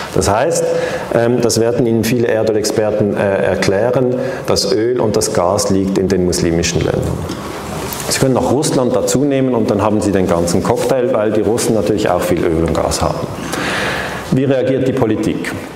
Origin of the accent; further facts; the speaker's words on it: Switzerland; accent: Swiss; Ich bin eben aus der Schweiz. Man hört das an diesem äh, Schweizer Akzent